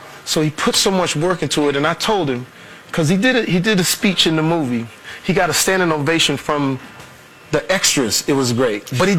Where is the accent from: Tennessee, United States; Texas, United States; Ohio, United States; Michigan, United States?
Texas, United States; I'm from Texas.